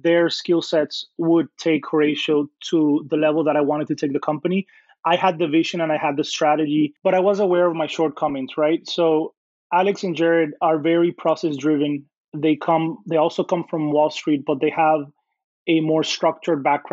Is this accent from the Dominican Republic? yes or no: yes; Dominican Republic; moved away as an adult; now in United States; I grew up in the Dominican Republic, which is a small country in the Caribbean